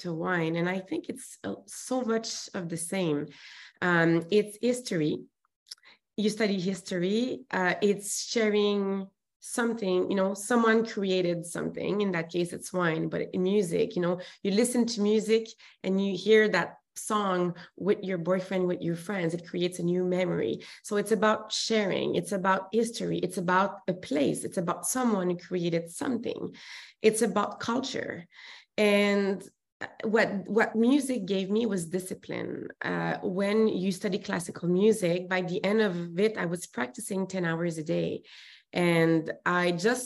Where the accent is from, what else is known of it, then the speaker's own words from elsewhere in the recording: Montreal, Quebec, Canada; accent: French; English is a second language; moved away as an adult; now in Vancouver, Canada; And I'm from Montreal, as you can hear, the accent, there's a French accent there. And so I moved to Vancouver when I was 21